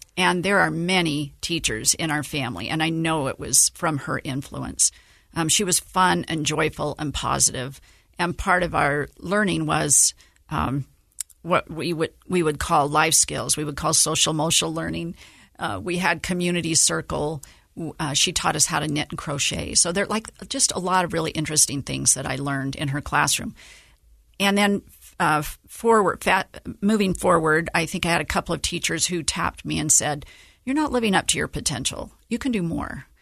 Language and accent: English; Antimony, Utah, United States; also born or lived in St. George, Utah; born and raised in Utah